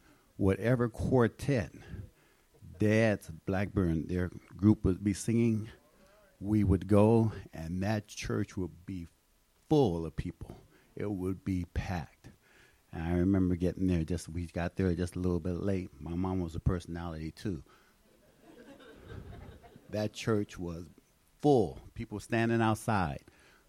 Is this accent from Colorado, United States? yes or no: yes; Denver, Colorado, United States; I grew up in Denver, Colorado, on the other church around the corner.